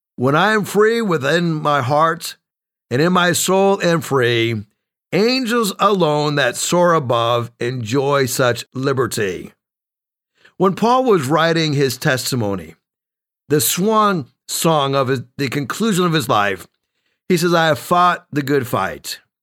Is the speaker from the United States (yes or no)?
yes; New England, United States; moved away; I was born and raised in New England.